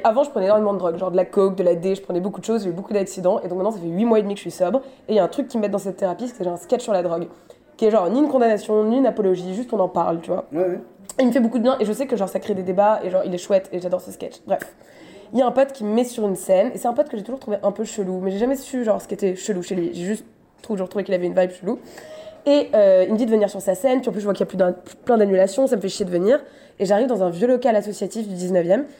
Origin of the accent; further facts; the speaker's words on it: Paris, Île-de-France, France; je suis parisienne